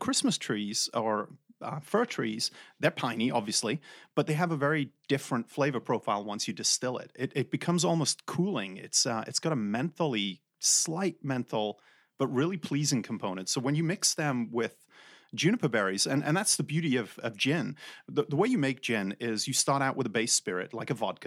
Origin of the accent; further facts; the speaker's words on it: England, United Kingdom; moved away; I'm from England. That's where this weird accent is from